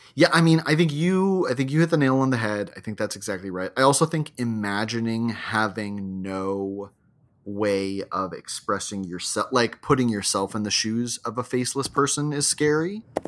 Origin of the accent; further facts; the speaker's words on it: Hawaii, United States; my childhood growing up in Hawaii